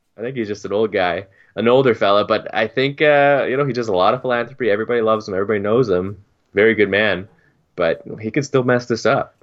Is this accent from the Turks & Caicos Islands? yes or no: yes; Turks & Caicos Islands; moved away; when I was growing up in Turks